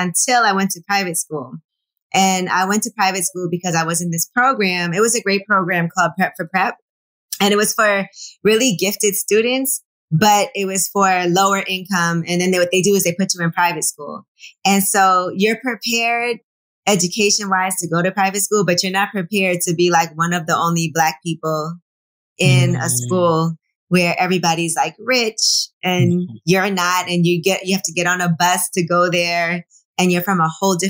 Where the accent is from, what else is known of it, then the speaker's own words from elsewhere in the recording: New York City, New York, United States; also born or lived in New Jersey; I actually grew up in Brooklyn in Flatbush and went to public school until sixth grade.